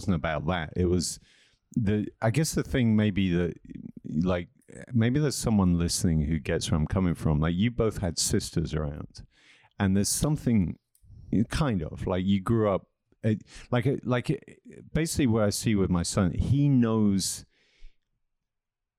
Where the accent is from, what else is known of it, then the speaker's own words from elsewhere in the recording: England, United Kingdom; also born or lived in Wiesbaden, Germany; I was born in Wiesbaden in Germany. And then my mom took us back to England